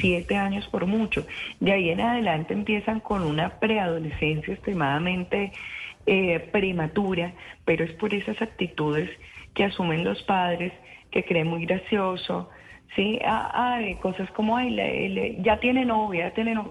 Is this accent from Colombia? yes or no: yes; Tolima, Colombia; Yo misma me crié en Tolima